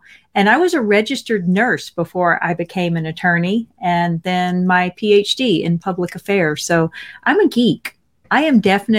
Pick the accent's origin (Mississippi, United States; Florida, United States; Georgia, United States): Mississippi, United States; So I'm from Mississippi, and I am the first in my family to get a bachelor's degree